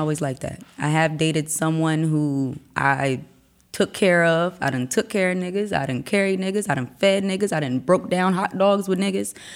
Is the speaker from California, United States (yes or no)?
no; Wilmington, Delaware, United States; also born or lived in Newtonville, New Jersey; I was raised in Wilmington, Delaware.